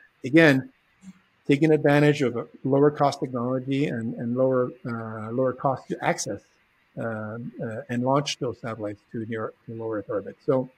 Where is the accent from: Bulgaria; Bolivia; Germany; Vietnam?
Bolivia; also born or lived in California, United States; I was actually born in California, but I was raised in Bolivia to an American father. But because we spoke three languages at home, and I was exposed to German and Spanish and English.